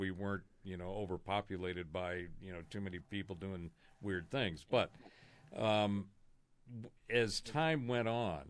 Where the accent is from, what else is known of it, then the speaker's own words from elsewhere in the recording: California, United States; I was born in Southern California, so I was mm-hmm. in Southern California in the 70s